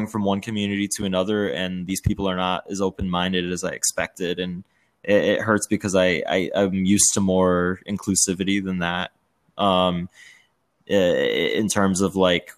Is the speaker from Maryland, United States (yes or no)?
no; suburb outside of Chicago, Illinois, United States; also born or lived in Washington, D.C.; I was born in DC, but then, you know, grew up in a suburb outside of Chicago that was pretty white